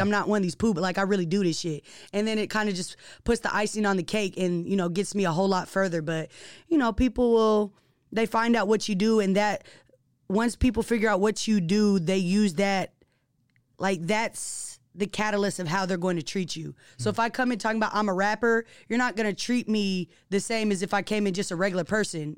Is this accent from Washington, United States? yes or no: yes; Seattle, Washington, United States; being born and raised in Seattle, and actually being from Seattle, like, the central district